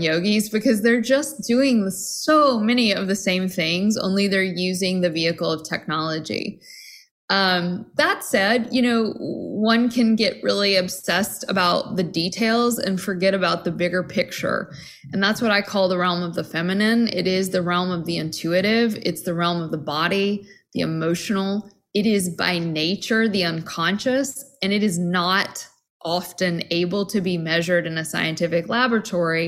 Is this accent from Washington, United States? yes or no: no; Tennessee, United States; I grew up Southern Baptist in Tennessee